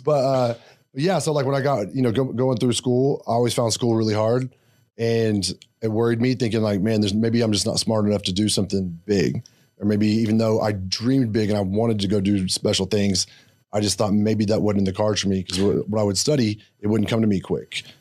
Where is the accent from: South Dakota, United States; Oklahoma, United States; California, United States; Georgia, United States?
Oklahoma, United States; Blanchard; I grew up in s, really small town called Blanchard, Oklahoma